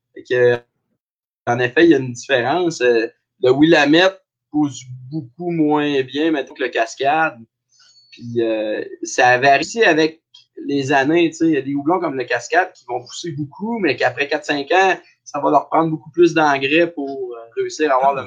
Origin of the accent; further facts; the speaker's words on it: Abitibi, northern Quebec, Canada; moved away as an adult; also born or lived in Sherbrooke; je viens de Belle sur Kélyon, qui est dans le nord du Québec, mais on dit tout le temps qu'on vient de l'Abitibi parce que c'est collé.